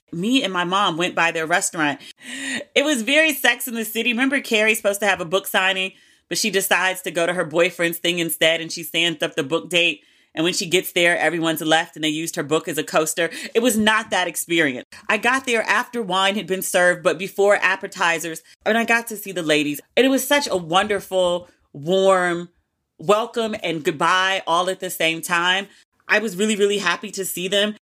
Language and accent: English; PG County, Maryland, United States; also born or lived in Paris; I am literally sitting at the desk in my parents' house where Ratchet and Respectable all began back in two thousand nineteen. So I am back home